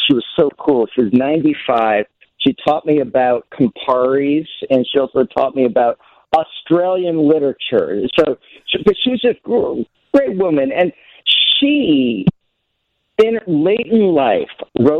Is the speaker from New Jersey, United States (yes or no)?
yes; New Jersey, United States; I grew up in New Jersey